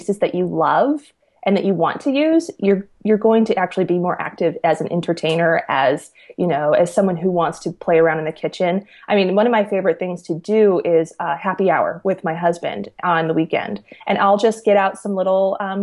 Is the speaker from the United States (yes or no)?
yes; just outside of Detroit, Michigan, United States; I grew up in the Midwest. I grew up just outside of Detroit in Michigan.